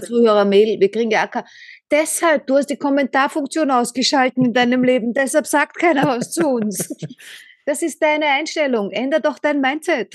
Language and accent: German; Vienna, Austria; Ich bin äh, Wienerin